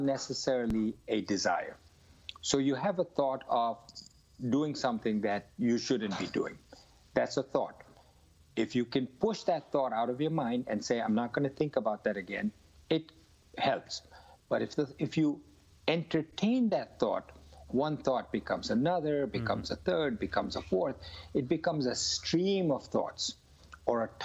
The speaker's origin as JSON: {"language": "English", "country": "India", "tie": "born or raised there", "said": "I grew up in India where everybody around me used to smoke"}